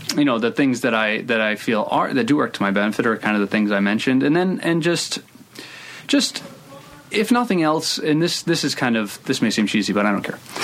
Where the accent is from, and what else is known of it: Providence, Rhode Island, United States; born or raised there